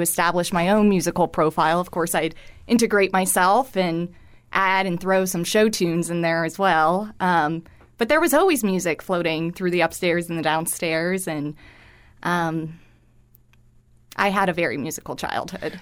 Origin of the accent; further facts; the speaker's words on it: Cooper City, Florida, United States; moved away; I grew up in Fort Lauderdale in what I often joke is the last of suburbia out there, um, in Cooper City, Florida